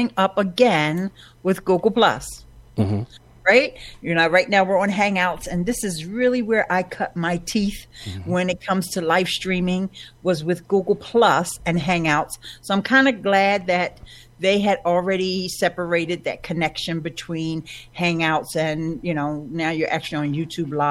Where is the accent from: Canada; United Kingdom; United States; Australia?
United States; Philadelphia, Pennsylvania; I've born and raised here in Philadelphia